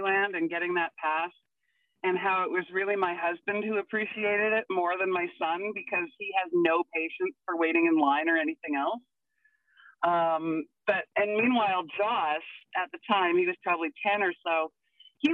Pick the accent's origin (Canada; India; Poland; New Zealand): Canada; Vancouver, British Columbia; moved away as an adult; now in Alberta, Canada; I was born and raised in Vancouver, so I am not I am not a true Albertan